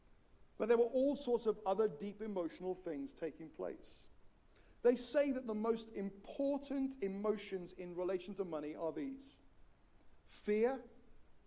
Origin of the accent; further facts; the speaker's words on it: Wales, United Kingdom; When I grew up in Wales